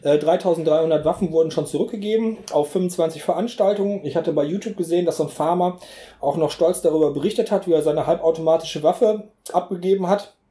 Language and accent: German; Essen, North Rhine-Westphalia, Germany; now in Bergisches Land, Germany; ich bin in Essen geboren